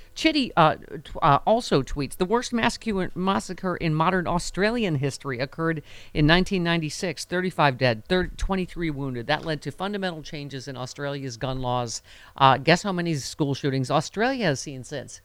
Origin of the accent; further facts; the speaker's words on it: Buffalo, New York, United States; Buffalo, my hometown